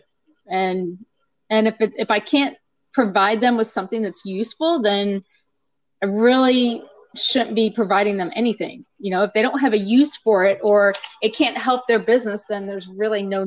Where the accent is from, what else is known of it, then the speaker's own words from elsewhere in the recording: Ohio, United States; moved away as an adult; now in Texas, United States; From Ohio. I live in Texas now. Went to school in Ohio at Bowling Green State